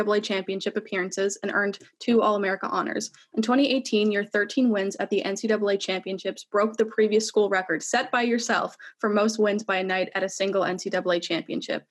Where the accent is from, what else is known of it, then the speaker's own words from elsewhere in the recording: New Jersey, United States; I'm actually from New Jersey too